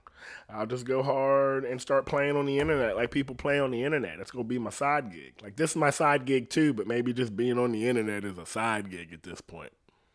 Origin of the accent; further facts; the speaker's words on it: Ohio, United States; I'm from Ohio. People be living out in the country and self-sustained.